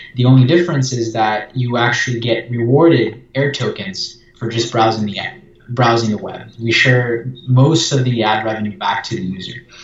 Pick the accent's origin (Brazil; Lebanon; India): Brazil; I'm from Brazil